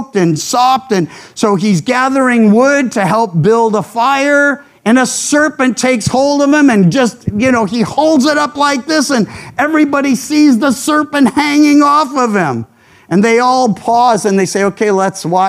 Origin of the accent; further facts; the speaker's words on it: the South, United States; now in California, United States; I grew up in the South